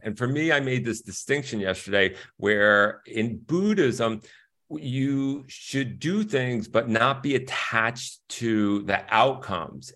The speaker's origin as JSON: {"language": "English", "town": "Stamford", "region": "Connecticut", "country": "United States", "tie": "born or raised there", "also_born_or_lived": "Bronx, New York", "said": "I grew up in Stamford, Connecticut, where it was super middle class at that time."}